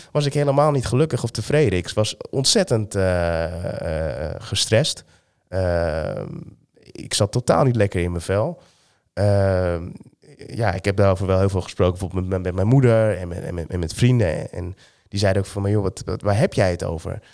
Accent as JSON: {"language": "Dutch", "town": "Amsterdam", "region": "North Holland", "country": "Netherlands", "tie": "born or raised there", "said": "ik ben geboren in Amsterdam"}